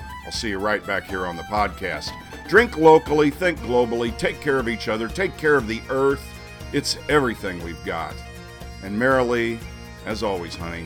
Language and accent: English; Ralls County, Missouri, United States; I am from Rawls County, Missouri.